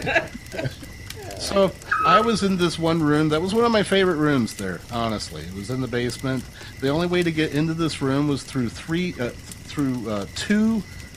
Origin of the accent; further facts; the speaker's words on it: Salisbury, Maryland, United States; my hometown was Salisbury, Maryland